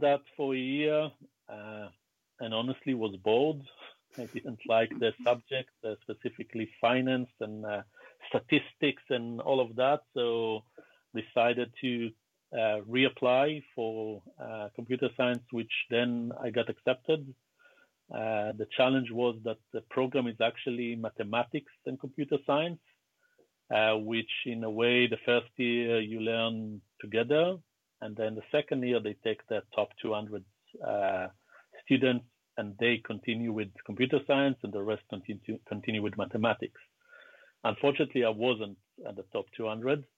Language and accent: English; Southern District, Israel; also born or lived in Beersheba, Israel; I was born in Israel in the early 70s, grew up in a small town just above the Dead Sea, where my father used to work, and then later on I moved to the biggest town in the south of Israel. It's a town called Be'er Sheva